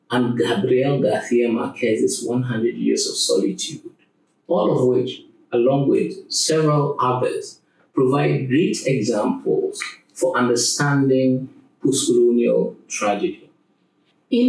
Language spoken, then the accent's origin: English; Ghana; I come from Ghana, and in the Akan culture from which I hail